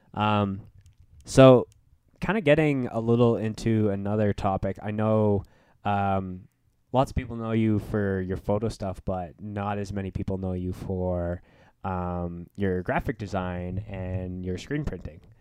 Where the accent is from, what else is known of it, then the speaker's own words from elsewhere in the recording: Winnipeg, Manitoba, Canada; moved away; I'm from Winnipeg